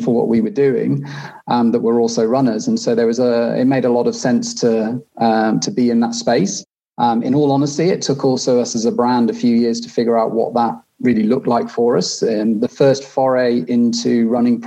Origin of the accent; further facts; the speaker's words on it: North Wales, United Kingdom; moved away as an adult; now in Switzerland; I was based still in the UK, where I'm from. I grew up in North Wales.